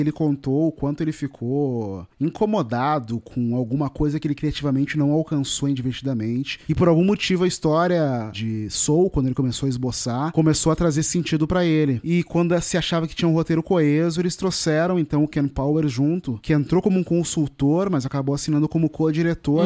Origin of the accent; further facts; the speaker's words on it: Porto Alegre, Rio Grande do Sul, Brazil; Eu nasci numa periferia em Porto Alegre, que é um bairro chamado Restinga